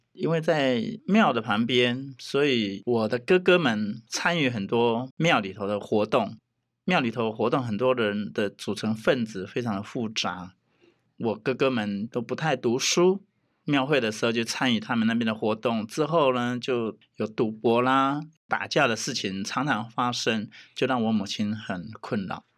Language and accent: Chinese; southern Taiwan, Taiwan; 原来我是南部人